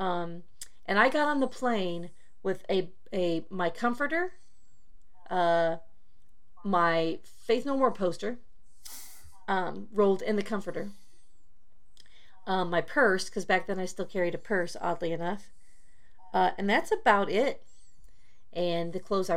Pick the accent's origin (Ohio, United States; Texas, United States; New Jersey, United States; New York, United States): Texas, United States; also born or lived in Michigan / Flint Township, Michigan; I was six and moved from Michigan to Texas the first time with my parents